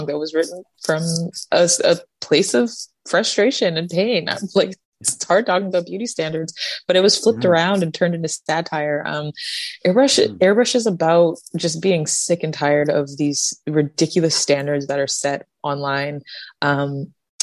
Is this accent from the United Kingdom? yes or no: no; Canada; I am a Canadian artist that's Black with blue hair that grew up learning three different languages